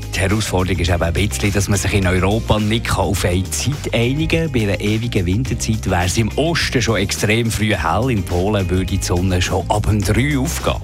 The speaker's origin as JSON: {"language": "German", "country": "Switzerland", "said": "bei uns in der Schweiz"}